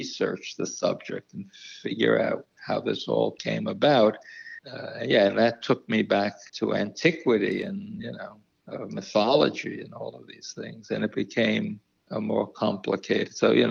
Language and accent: English; New York City, New York, United States; growing up in New York City